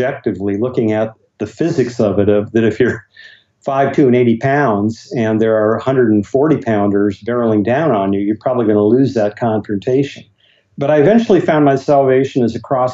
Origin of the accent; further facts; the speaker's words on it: Bismarck, North Dakota, United States; my hometown of Bismarck, North Dakota